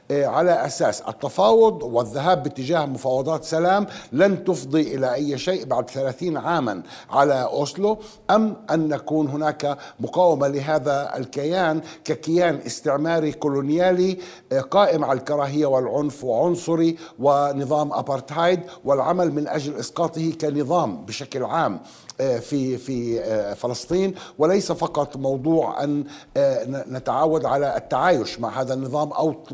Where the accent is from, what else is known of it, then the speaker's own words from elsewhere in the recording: Palestine; أعتقد ونعتقد جميعا كفلسطينيين بشكل عام أن قضية حل الدولتين أصبحت وراءنا الآن